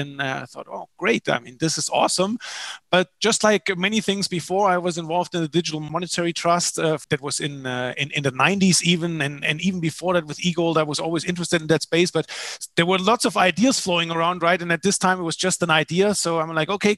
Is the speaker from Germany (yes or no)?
yes; Germany; moved away as an adult; also born or lived in Paraguay; I'm originally from Germany, as you can probably hear.